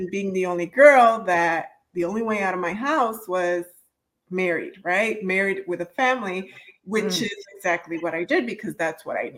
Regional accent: Chicago, Illinois, United States; I am a daughter of immigrants, born and raised in Chicago.

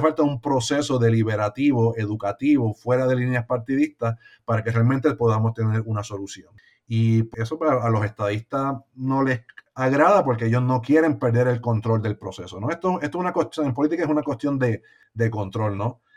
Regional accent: Puerto Rico; Puerto Rico eh, tiene la capacidad como puertorriqueños, ¿no? Y puertorriqueños de, de echar para adelante en nuestro propio país

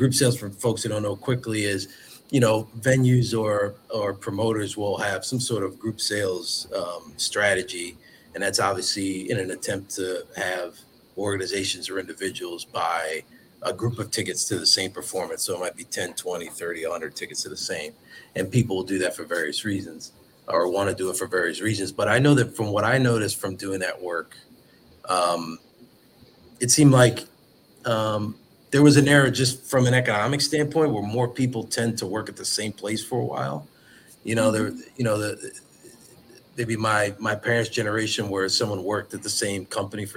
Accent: Philadelphia, Pennsylvania, United States; growing up in Philadelphia

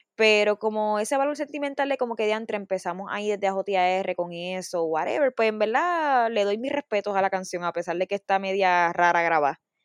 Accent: Bayamón, Puerto Rico; Yo soy de Bayamón, de San Juan

